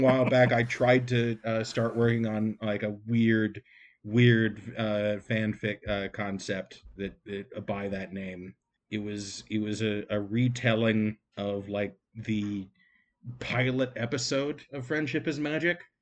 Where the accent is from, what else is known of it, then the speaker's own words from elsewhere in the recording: United States; I'm an American